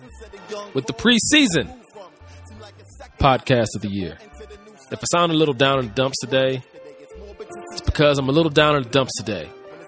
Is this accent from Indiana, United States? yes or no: no; Cleveland, Ohio, United States; I'm from Cleveland